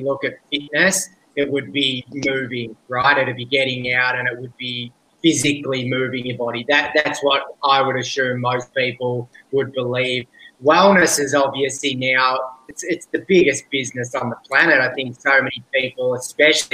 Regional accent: Australia; accent: strong Australian; moved away as an adult; now in Bali, Indonesia; I'm from Australia because I have an extremely strong Australian accent

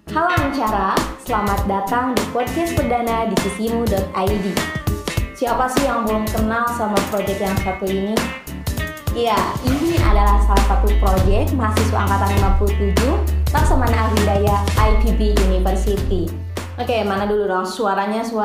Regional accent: Tasikmalaya, West Java, Indonesia; Aku dari Tasikmalaya.

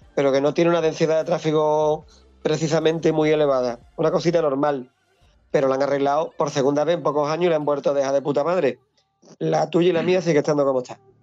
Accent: Hinojos, Andalusia, Spain; La carretera que va de Hinojos, mi pueblo, al monte, que la cojo todos los días

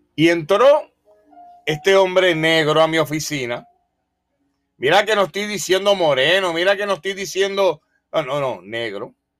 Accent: Puerto Rico; also born or lived in Polk County, Florida; now in Florida, United States; soy puertorriqueño, de la isla más pequeña del Caribe. Creo que el acento me, eh, me delata

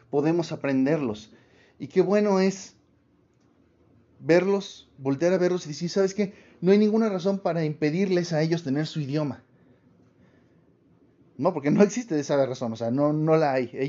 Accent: Mexico; no porque somos mexicanos, ni porque fuimos españoles

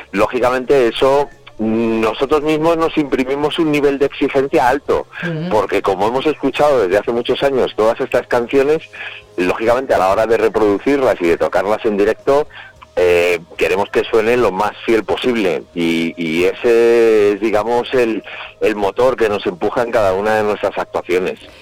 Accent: Madrid, Community of Madrid, Spain; nosotros somos de Madrid

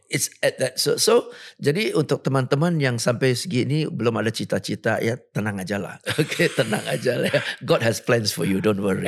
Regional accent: Singapore; moved away as an adult; now in Indonesia; Lahir di Singapura, besar di Singapura, sampai sekarang masih warga negara Singapura

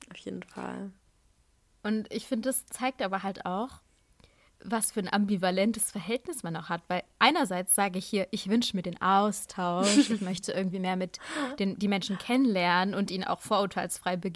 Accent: Pakistan; wie cool, pakistanischer Arzt, ich komme aus Pakistan, super, direkt um die Ecke

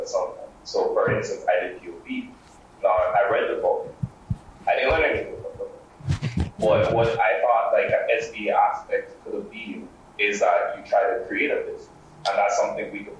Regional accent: Grenada; moved away; growing up in Grenada and Caribbean

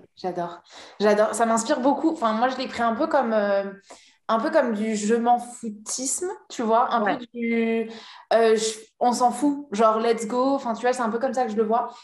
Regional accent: La Rochelle, Nouvelle-Aquitaine, France; je suis de La Rochelle

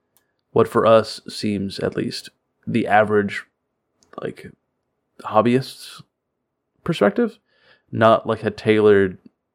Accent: Florida, United States; now in Kentucky, United States; I'm from Florida, so like it's really just like Kentucky with gators.

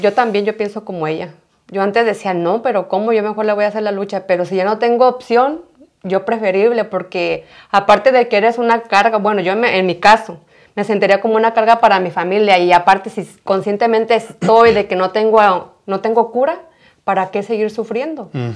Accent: Mexico; nosotros como mexicanos

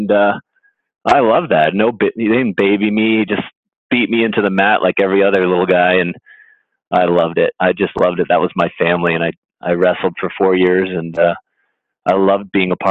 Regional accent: Connecticut, United States; when I was a kid growing up in Connecticut

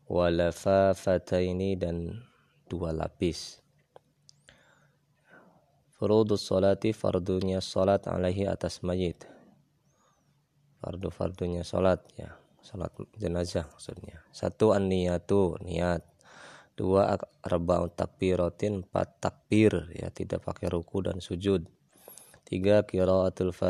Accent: West Java, Indonesia; kalau kata orang kita Sunda namanya apa kaca piring

